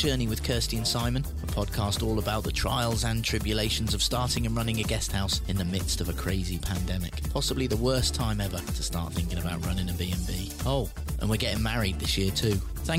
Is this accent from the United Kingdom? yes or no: yes; Dorset, South West England, United Kingdom; I don't come from Essex. You do. You do. Let's not go down that road. I don't. I was born in Dorset.